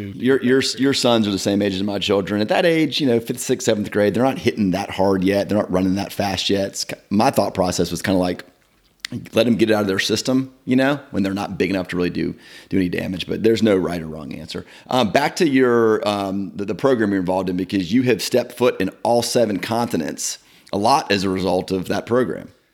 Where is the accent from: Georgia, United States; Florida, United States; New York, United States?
Georgia, United States; Marietta; grow up in that kind of environment